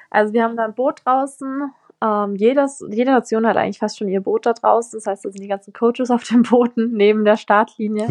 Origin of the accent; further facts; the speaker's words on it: south of Munich, Bavaria, Germany; ich komme auch aus Bayern und da wohne ich jetzt auch nicht am Meer